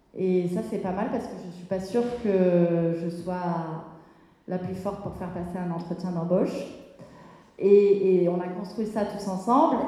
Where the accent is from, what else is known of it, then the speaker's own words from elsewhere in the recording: Lourmarin, Provence-Alpes-Côte d'Azur, France; moved away as an adult; also born or lived in Paris; now in Marseille, France; j'étais de Lourmarin dans le Vaucluse, et euh, quand on vit à Lourmarin, la, ville la plus proche est Aix-en-Provence. Donc j'avais fait mon lycée à Aix-en-Provence